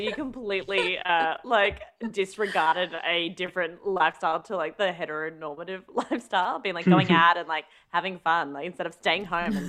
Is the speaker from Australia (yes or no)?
yes; Australia; I'm Australian.